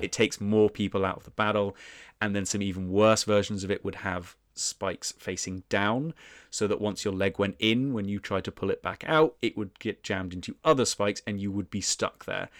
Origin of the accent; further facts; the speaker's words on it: United Kingdom; being British, our ancestors were probably involved in heinous things as well